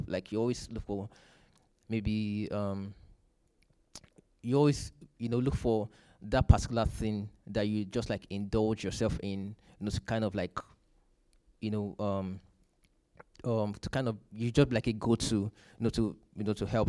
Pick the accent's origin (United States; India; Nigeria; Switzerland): Nigeria; moved away; I'm from Nigeria.